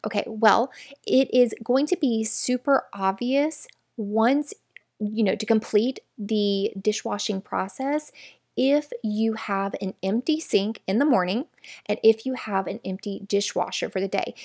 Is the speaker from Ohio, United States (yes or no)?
no; Florida, United States; We're from Florida, where it's all flat.